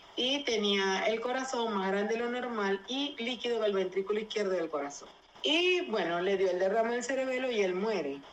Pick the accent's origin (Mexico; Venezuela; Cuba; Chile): Venezuela; yo nunca pensé ver en mi país, jamás pensé ver aquí en Venezuela